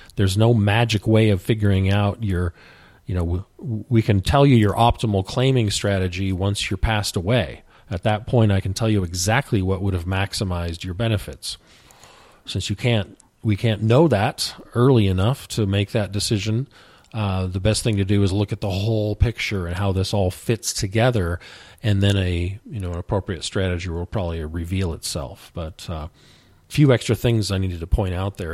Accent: the West, United States; I grew up in the West

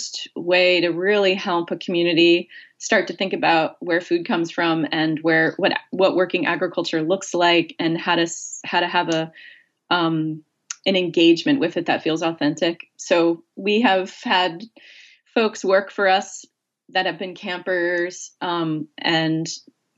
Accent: outside of Philadelphia, Pennsylvania, United States; now in Maine, United States; I grew up outside of Philadelphia.

